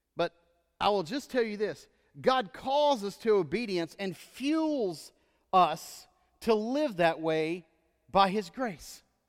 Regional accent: Texas, United States; moved away; growing up in Texas was weird until I lived in other states

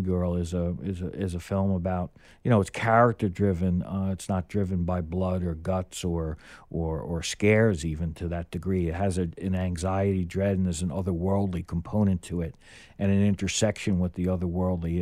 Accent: New York, United States; as a New Yorker

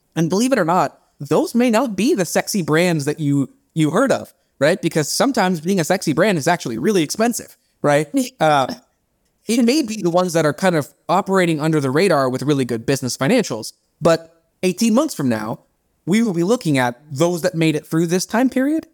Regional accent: India; first language Bengali; English is a second language; moved away; I'm Indian

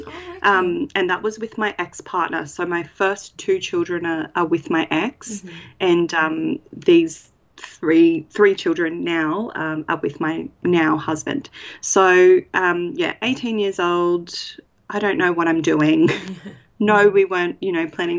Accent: Brisbane, Queensland, Australia; I'm from Brisbane, north side of Brisbane.

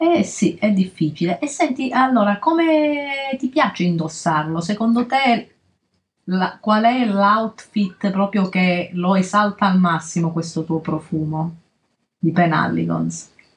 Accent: Calabria, Italy; nella nostra terra, la Calabria, perché io e Alessia siamo calabresi

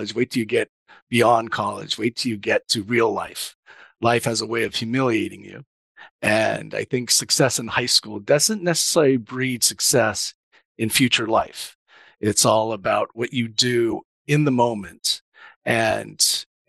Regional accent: Huntington Beach, California, United States; typical Japanese kid growing up in Orange County

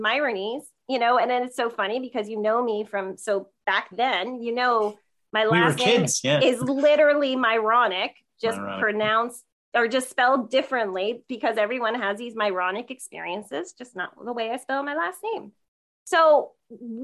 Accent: Sparta, New Jersey, United States; we're both from Sparta, New Jersey, little tiny suburb town about an hour outside of New York City

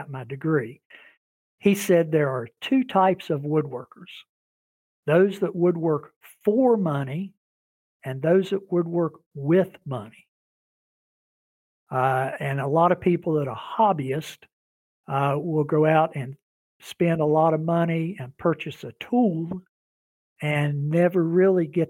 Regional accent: West Virginia, United States; I'm from the Appalachian area. I'm from West Virginia.

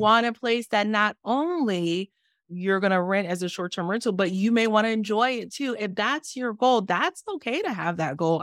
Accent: Haiti; I'm the girl from Haiti

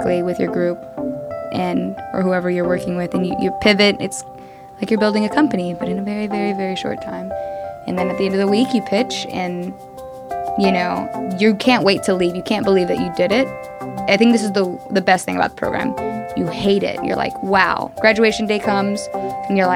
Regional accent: Austin, Texas, United States; I'm from Austin, Texas. Like not even from the States. I'm from Austin, Texas.

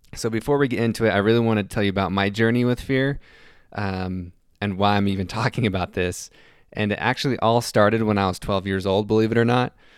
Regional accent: Salt Lake City, Utah, United States; I'm from Salt Lake City, Utah

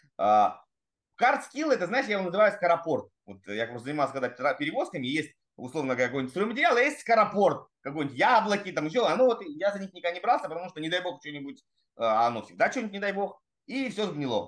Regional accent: Russian Far East, Russia; also born or lived in Saratov / Magdagachi, Amur Oblast / Ussuriysk, Primorsky Krai / Vladivostok; я родился в Саратове, это просто вообще сразу, э, знаете, для всех разрыв шаблона. А потом меня в три месяца увезли сначала в Амурскую область, поселок Магдагачи, потом в, в Уссурийск

